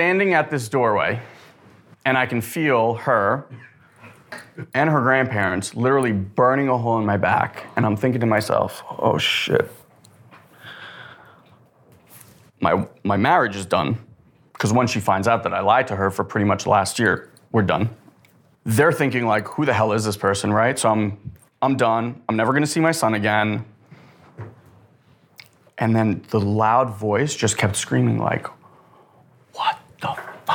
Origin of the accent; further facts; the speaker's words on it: Israel; moved away; I was born in Israel to immigrated here in 89, was very, very poor